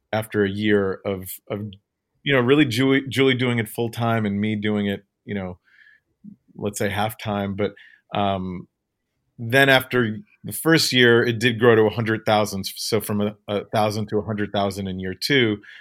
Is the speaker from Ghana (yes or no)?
no; Ukraine; moved away; I was born in the Ukraine